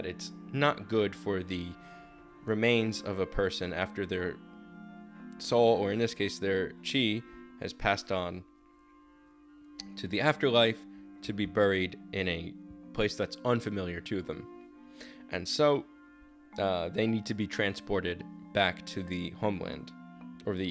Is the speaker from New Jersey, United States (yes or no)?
yes; New Jersey, United States; my home state of New Jersey